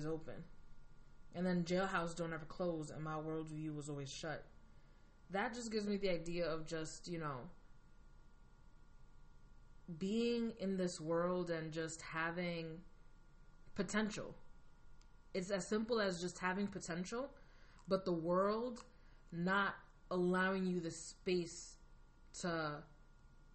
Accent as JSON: {"language": "English", "country": "United States", "tie": "born or raised there", "said": "I'm Dominican American, so I'm Latin, you know, I have Latin background, and I was born like immigrant parents. I was first generation here."}